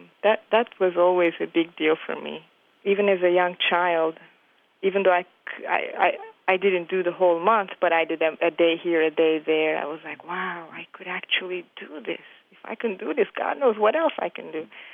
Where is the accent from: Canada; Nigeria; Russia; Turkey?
Turkey; now in New York City, United States; I am from Turkey, and I've been living in the United States in New York City for the past 20-something years.